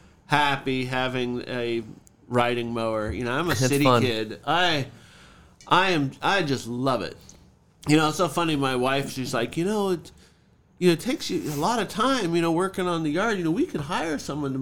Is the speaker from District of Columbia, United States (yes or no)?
no; California, United States; I was from California